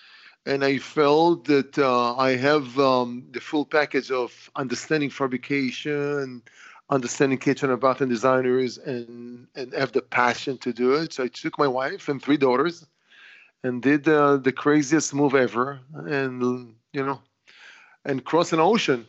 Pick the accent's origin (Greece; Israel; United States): Israel; born there; English is a second language; I was born in Israel, and I'm saying, you know, I'm 55 years old with 50 years experience in stone